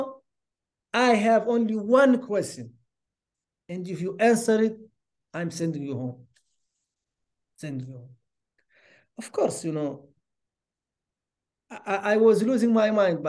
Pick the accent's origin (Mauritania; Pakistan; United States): Mauritania; Nouakchott; born or raised there; moved away as an adult; also born or lived in Rosso, Mauritania / Duisburg, Germany / Canada